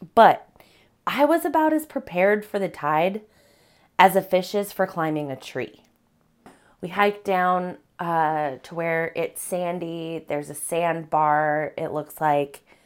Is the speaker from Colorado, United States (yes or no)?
yes; Colorado, United States; moved away as an adult; now in Washington, United States; Being from Colorado